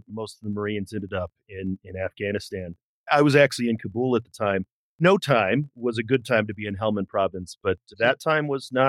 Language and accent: English; St. Louis, Missouri, United States; But then I grew up in St. Louis. It never really left the community.